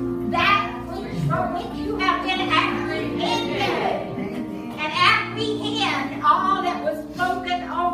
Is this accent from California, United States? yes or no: no; southeast Missouri, United States; my hometown in southeast Missouri